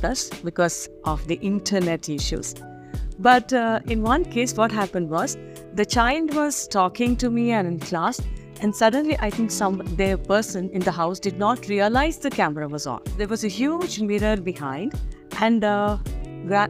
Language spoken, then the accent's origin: English; a little village past Mangalore, Karnataka, India; first language Kannada; English is a second language; moved away; also born or lived in Bangalore; Now, I'm from a little village past Mangalore. We are from there. We are what you call as Havyaks. We speak old Kannada.